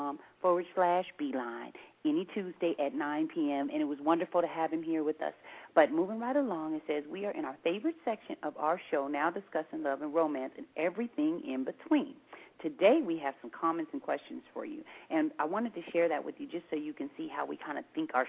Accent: Seattle, Washington, United States; we're from Seattle and we live up here in the Pacific Northwest

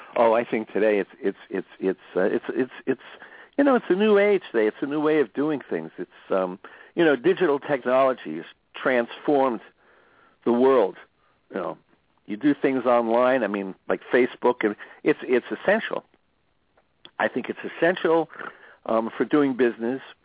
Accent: New Jersey, United States; moved away; I grew up in New Jersey, so I grew up around a lot of Italian Americans.

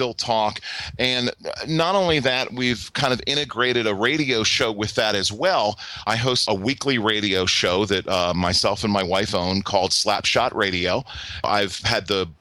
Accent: Philadelphia, Pennsylvania, United States; moved away as an adult; now in Nashville, United States; in Philadelphia, grew up listening to the Flyers, cut school to go see the Flyers parade in 76.

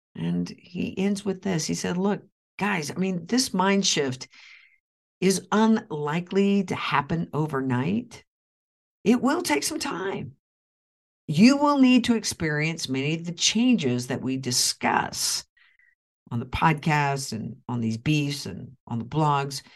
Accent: Oklahoma, United States; moved away; my hometown of Oklahoma

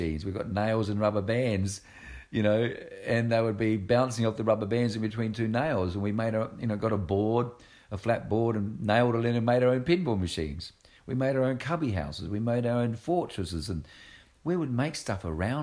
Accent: Australia; moved away; I'm Australian as well

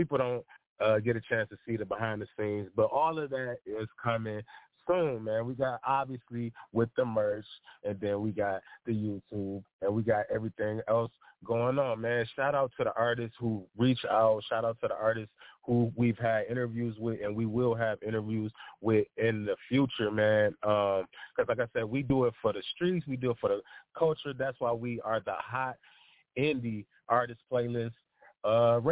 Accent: Detroit, Michigan, United States; I am from Detroit, from 7 Mile, just in case y'all was wondering, West Side

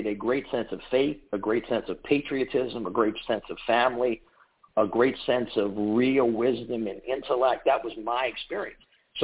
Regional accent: New Orleans, Louisiana, United States; my mom and dad, by the way, still live in the house that I was born in on Priya Street and General Pershing

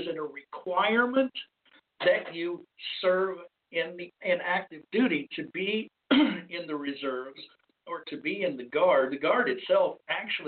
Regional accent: Arizona, United States; moved away; my hometown area, state of Arizona

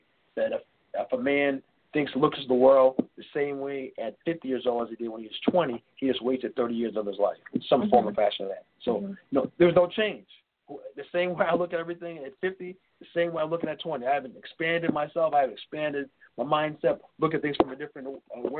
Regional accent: New York City, New York, United States; moved away as an adult; now in Chicago, United States; I'm born and raised in New York City

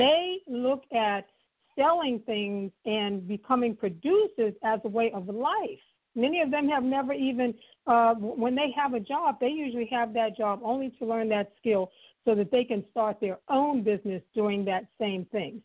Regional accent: New York City, New York, United States; I was just a poor girl, being born and raised in Harlem

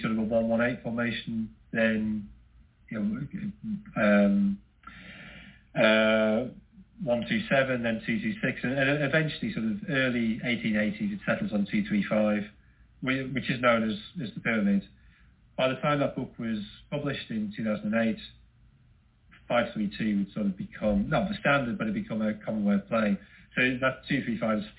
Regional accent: Sunderland, North East England, United Kingdom; I'm from Sunderland, I'm a Sunderland fan.

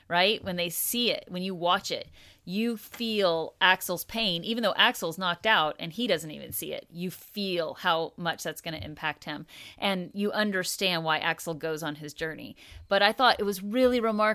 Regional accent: United States; also born or lived in Oklahoma; growing up in Kansas and Oklahoma as a white kid

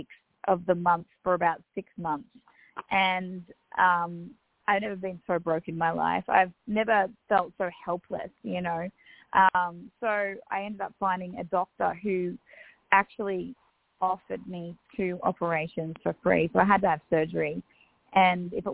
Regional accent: Australia; accent: Australian Bogan; also born or lived in Louisville, Kentucky; a sweet little Aussie redneck

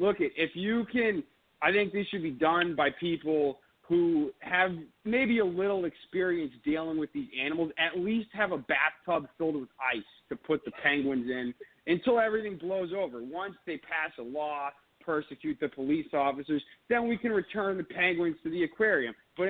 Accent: Boston, Massachusetts, United States; I am from Boston.

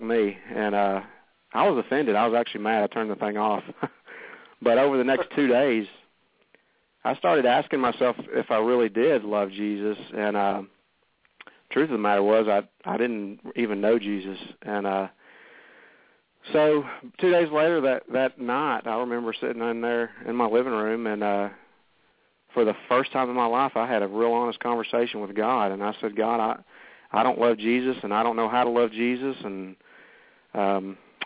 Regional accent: the South, United States; I grew up here in the South in the Bible Belt

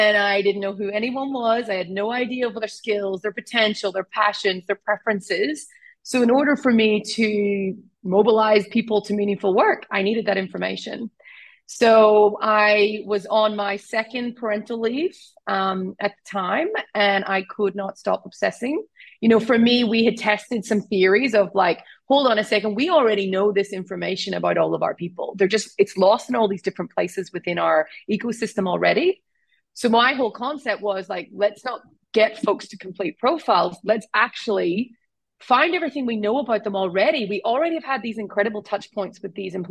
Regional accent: Ireland; accent: Irish; I'm Irish, right? So I'm actually, everyone thinks I'm Australian. I'm not, I'm Irish, this is my accent.

